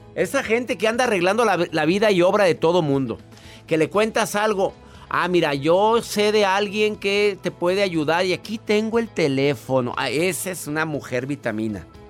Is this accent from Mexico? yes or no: yes; Mexico; en mi país existe una ley que es la ley Olimpia